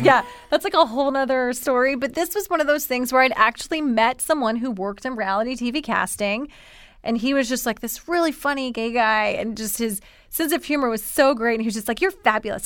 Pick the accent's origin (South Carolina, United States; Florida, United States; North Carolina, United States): South Carolina, United States; Columbia; accent: thick Southern; moved away as an adult; also born or lived in New York City